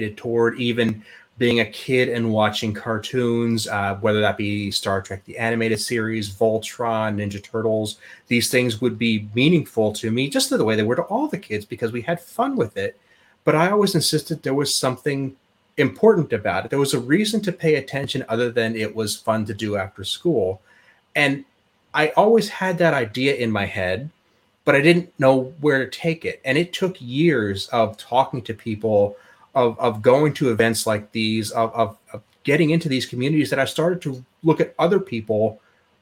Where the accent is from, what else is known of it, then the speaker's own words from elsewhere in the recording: Pennsylvania, United States; moved away as an adult; also born or lived in Oklahoma; I was born in Pennsylvania, grew up there, spent most of my life, and then early on after graduation decided I wanted to move to Oklahoma